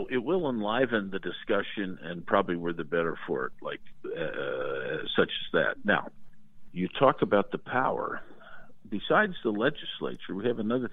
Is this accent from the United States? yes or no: yes; Indiana, United States; My home state of Indiana